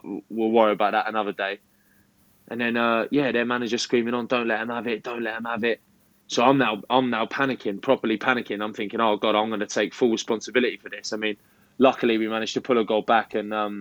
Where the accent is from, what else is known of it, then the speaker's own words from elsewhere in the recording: the South of England, United Kingdom; accent: Southern; they caught wind with my accent that I was a Southerner